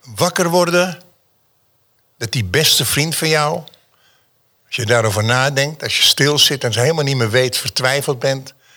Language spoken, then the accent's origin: Dutch; Amsterdam, North Holland, Netherlands; born or raised there; also born or lived in Schwarzenbach an der Saale, Germany